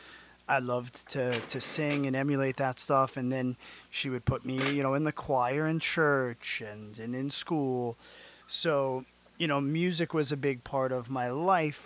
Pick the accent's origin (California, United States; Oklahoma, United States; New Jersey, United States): California, United States; also born or lived in Long Island, New York; when I was a baby, we moved